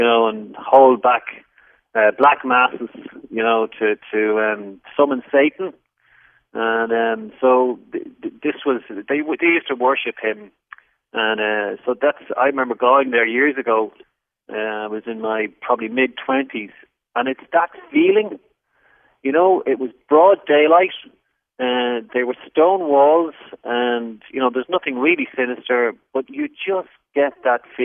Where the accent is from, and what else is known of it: Ireland